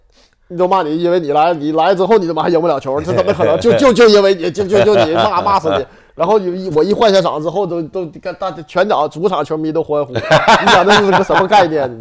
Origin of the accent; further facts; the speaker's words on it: Northeast China, China; now in Tianjin, China; 天津的时候，你跟作为一个东北人，你连话你都天津话都不会说，然后来到那儿去踢球